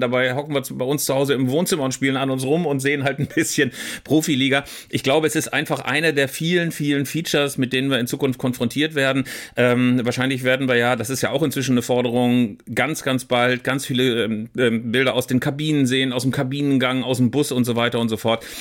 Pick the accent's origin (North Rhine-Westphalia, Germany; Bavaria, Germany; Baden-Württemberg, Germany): Bavaria, Germany; Augsburg; Augsburg, meine Geburtsstadt, die Fuggerstädter